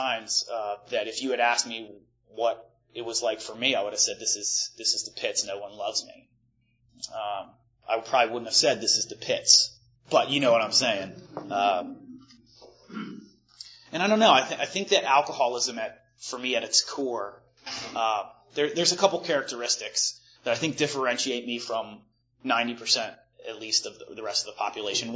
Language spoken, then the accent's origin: English; Malvern, Pennsylvania, United States; I grew up outside of Philadelphia, like about 40 minutes west of Philly in a little town called Malvern